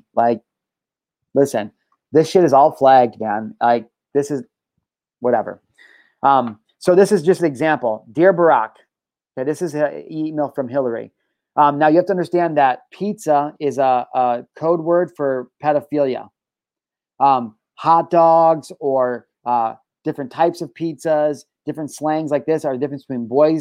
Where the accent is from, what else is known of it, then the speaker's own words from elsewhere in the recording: Illinois, United States; I'm from Illinois